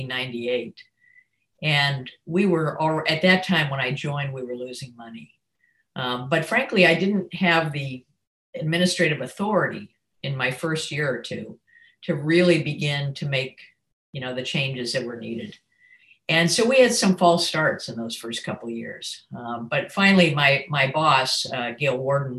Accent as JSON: {"language": "English", "town": "Akron", "region": "Ohio", "country": "United States", "tie": "born or raised there", "said": "I grew up in Akron, Ohio"}